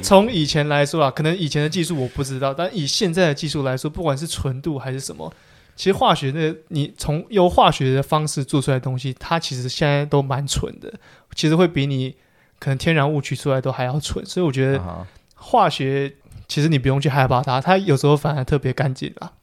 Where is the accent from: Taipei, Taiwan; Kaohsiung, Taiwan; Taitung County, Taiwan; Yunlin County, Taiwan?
Taipei, Taiwan; also born or lived in Changhua; 我是台北人